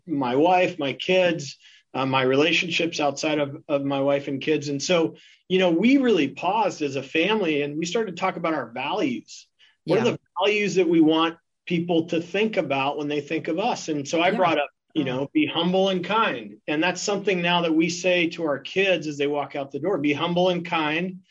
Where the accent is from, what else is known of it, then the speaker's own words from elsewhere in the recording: Ireland; now in Seattle, United States; I'm an Irishman